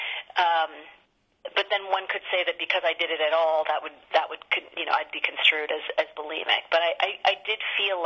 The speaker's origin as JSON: {"language": "English", "town": "Sacramento", "region": "California", "country": "United States", "tie": "born or raised there", "said": "my hometown of Sacramento"}